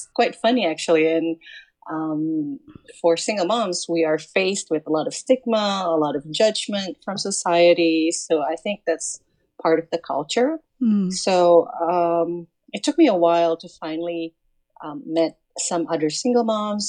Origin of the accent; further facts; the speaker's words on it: Jakarta, Indonesia; I'm from Jakarta, Indonesia